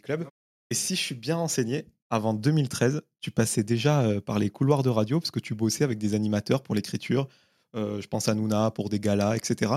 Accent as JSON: {"language": "French", "region": "south of France", "country": "France", "tie": "born or raised there", "said": "ma culture populaire que j'avais dans le sud de la France, euh, là où je suis né"}